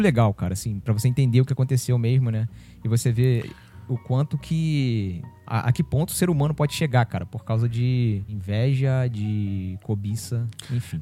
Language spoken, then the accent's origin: Portuguese; São Gonçalo, Rio de Janeiro, Brazil; é da minha cidade, ela é de São Gonçalo